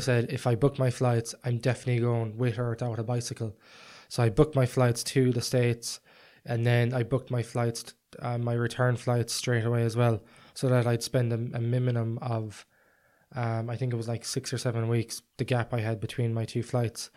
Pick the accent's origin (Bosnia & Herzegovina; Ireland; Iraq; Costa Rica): Ireland; I was from Ireland